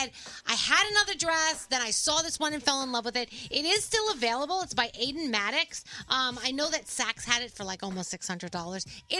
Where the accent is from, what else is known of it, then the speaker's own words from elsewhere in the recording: New York, United States; I'm from New York